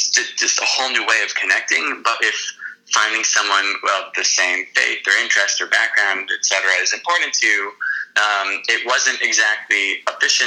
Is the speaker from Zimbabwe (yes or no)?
no; Miami Beach, Florida, United States; moved away as an adult; also born or lived in Boston / New York City; I grew up in Miami Beach, Florida